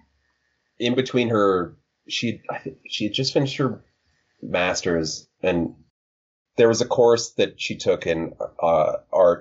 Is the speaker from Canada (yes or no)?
yes; Calgary, Alberta, Canada; We're from Calgary